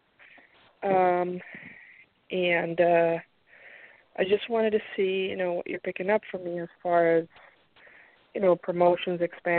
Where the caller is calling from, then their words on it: Pennsylvania, United States; Hi. Pennsylvania. Hi.